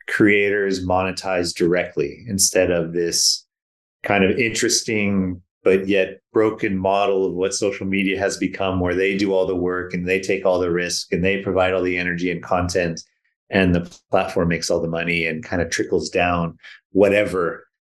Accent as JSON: {"language": "English", "area": "Silicon Valley", "region": "California", "country": "United States", "tie": "born or raised there", "also_born_or_lived": "British Columbia", "moved": "as an adult", "lives_now": "Vancouver, Canada", "said": "I was born and raised in Silicon Valley"}